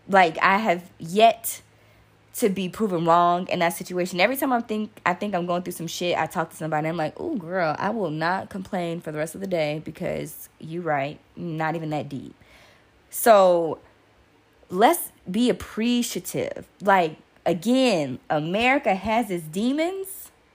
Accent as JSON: {"language": "English", "country": "United States", "said": "I am American"}